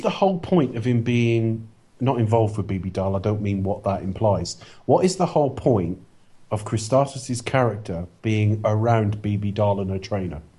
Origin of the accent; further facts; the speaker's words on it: Plymouth, South West England, United Kingdom; From my hometown